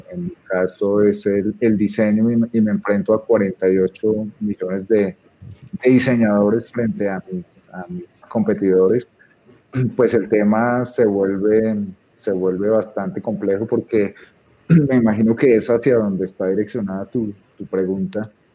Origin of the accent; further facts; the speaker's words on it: Bogotá, Colombia; soy bogotano